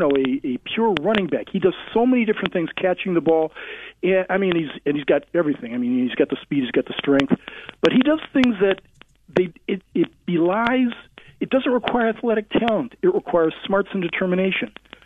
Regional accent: United States; Yeah, it does. I'm an American. We have one national anthem.

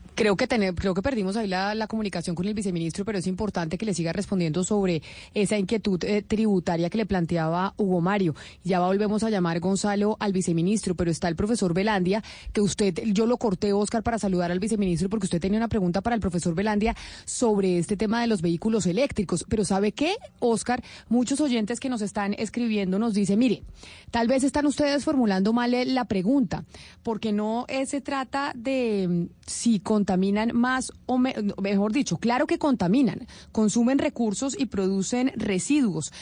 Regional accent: Colombia; uno como colombiano

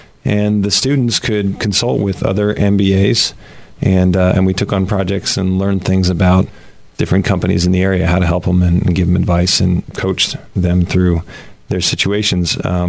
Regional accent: Woodbury, New Jersey, United States; I grew up in Woodbury, New Jersey.

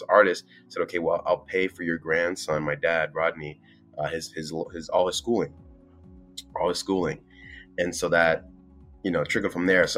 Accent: Miami, Florida, United States; moved away as an adult; I'm from Miami, born and raised in Miami. Shout out to 305

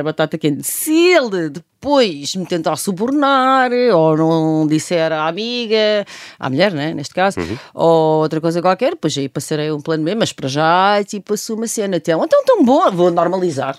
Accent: Coimbra, Centro, Portugal; Eu nasci hum. com, com pé na praia no Mossul e depois sou de Coimbra

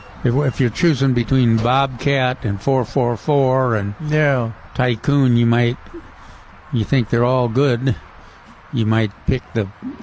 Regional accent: the South, United States; We're from the South

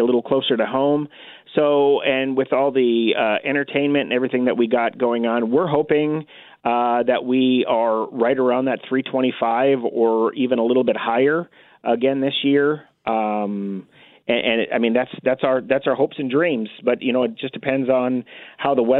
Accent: North Dakota, United States; moved away as an adult; also born or lived in Oregon / New Mexico; now in Kansas, United States; In North Dakota

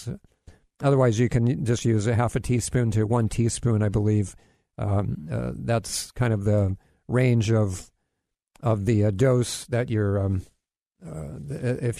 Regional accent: Kailua, Hawaii, United States; now in Florida, United States; I'm originally, you know, I grew up in Hawaii. Now I live in Florida, but spent most of my life in Hawaii.

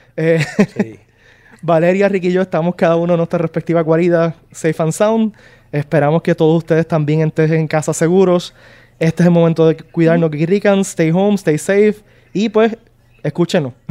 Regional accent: Puerto Rico; somos puertorriqueños

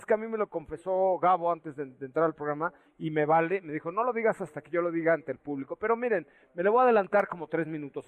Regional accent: Mérida, Yucatán, Mexico; Yo dije que venía de Mérida, Yucatán, porque soy yucateco

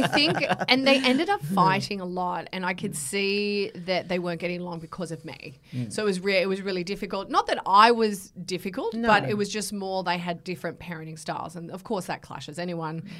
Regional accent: Bankstown, New South Wales, Australia; born there; also born or lived in Wagga Wagga / Canberra; I was born in Sydney. I was born in Bankstown. But I kind of spent most of my years, my formative years, in Wagga Wagga and also Canberra.

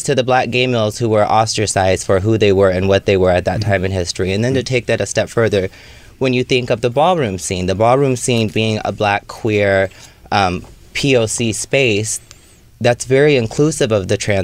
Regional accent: Sacramento, California, United States; also born or lived in Oakland / San Francisco; now in Los Angeles, United States; I'm from Sacramento, but most of my stopping was in Oakland and or San Francisco

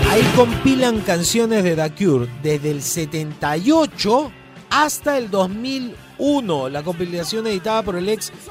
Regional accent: Chile; moved away; Mira, cuando yo llegué de Chile vivía en la casa de mi abuela

